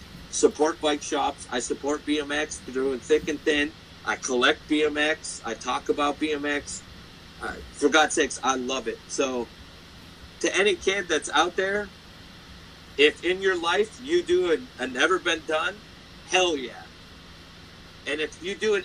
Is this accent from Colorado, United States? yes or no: no; Great Falls, Montana, United States; I'm from Great Falls, Montana.